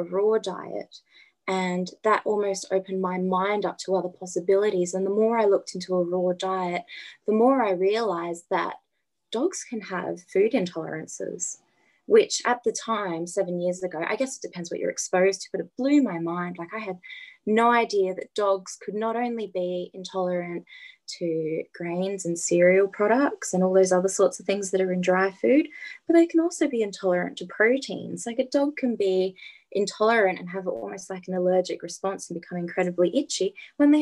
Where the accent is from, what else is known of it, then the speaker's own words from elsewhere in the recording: Adelaide, South Australia, Australia; I'm from Adelaide, born and bred in Adelaide.